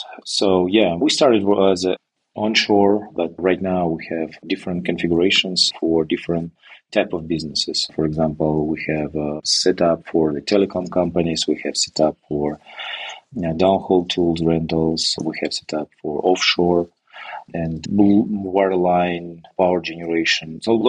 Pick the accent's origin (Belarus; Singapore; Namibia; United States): Belarus; English is a second language; moved away as an adult; now in Canada; I'm moving from Belarus, which is a country of former Soviet Republic, and it was not my decision, but my wife.